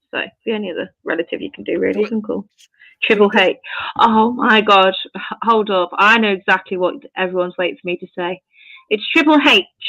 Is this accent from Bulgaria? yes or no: no; United Kingdom; I'm British